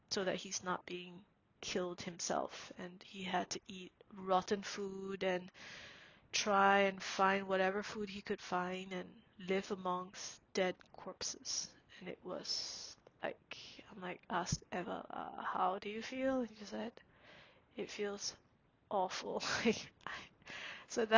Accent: Singapore; now in Canada; when I was growing up in Singapore

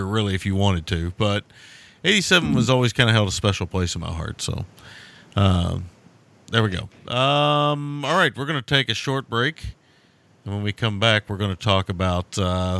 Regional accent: Kentucky, United States; I'm from Kentucky

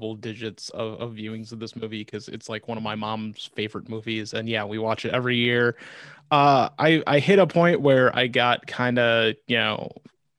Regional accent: Wisconsin, United States; I remember growing up in Wisconsin

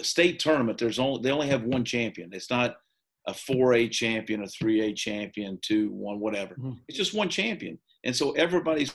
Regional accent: Eastern Kentucky, United States; moved away as an adult; growing up in Eastern Kentucky, when I grew up, there was only two things to do. You know, you either left or you worked in a coal mine. So I chose to leave

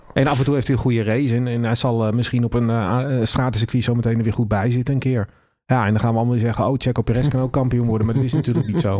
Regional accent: Netherlands; ik ben ook een Nederlander

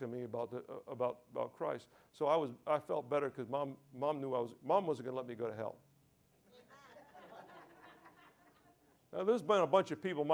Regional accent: New York, United States; also born or lived in Deerfield Beach, Florida / Boynton Beach, Florida; now in Key West, United States; I grew up in church all my life, okay? You know, I come from New York

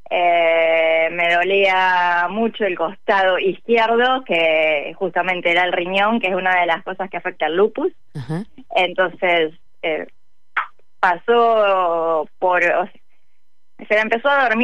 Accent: General Roca, Río Negro, Argentina; born there; now in Buenos Aires, Argentina; Sí, estoy en Capital Federal, pero nací en la ciudad General Roca, Río Negro.

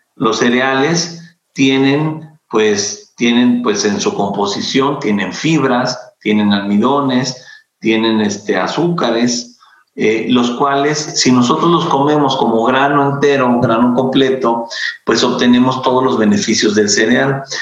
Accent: Mexico; como mexicanos

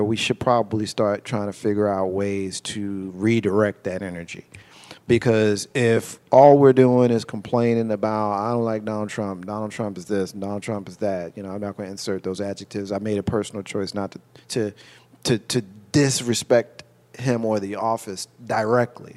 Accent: Jersey City, New Jersey, United States; I grew up in Jersey City, New Jersey

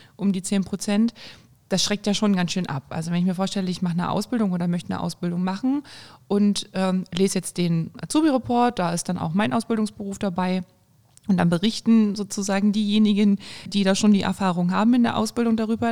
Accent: Thuringia, Germany; bei uns in Thüringen, in Erfurt, in Jena, in Weimar

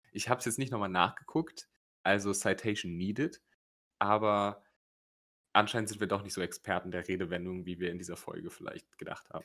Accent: Rhineland, Germany; bei uns im Rheinland

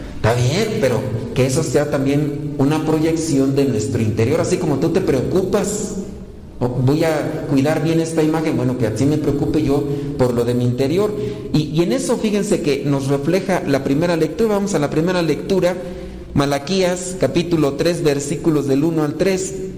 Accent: Mexico; así somos los mexicanos

